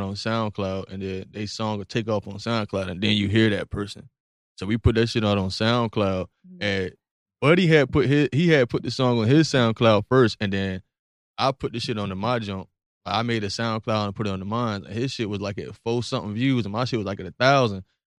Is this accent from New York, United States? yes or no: no; Virginia Beach, Virginia, United States; The beach. The real beach. Oceanfront.